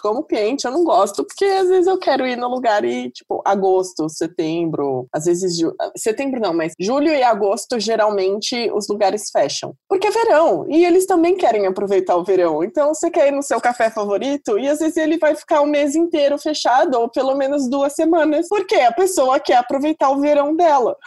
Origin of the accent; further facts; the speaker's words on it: Santos, São Paulo, Brazil; estou sendo santista bairrista